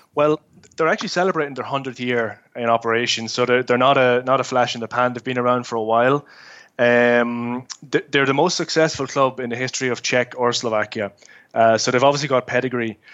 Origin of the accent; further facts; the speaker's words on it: Dundalk, County Louth, Ireland; moved away; I'm obviously born and bred in Dundalk.